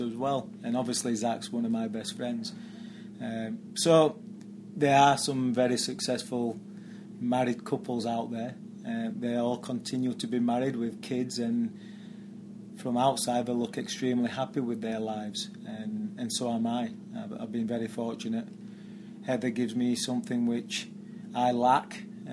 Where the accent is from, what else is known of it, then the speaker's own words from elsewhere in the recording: Barnsley, Yorkshire and the Humber, United Kingdom; moved away as an adult; now in New York, United States; I played for Barnsley as a youth player. They're my hometown team